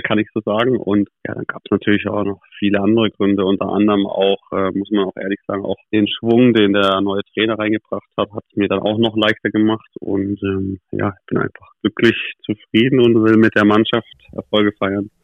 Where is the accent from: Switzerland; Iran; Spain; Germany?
Germany; Nuremberg, Bavaria; born or raised there; also born or lived in Krefeld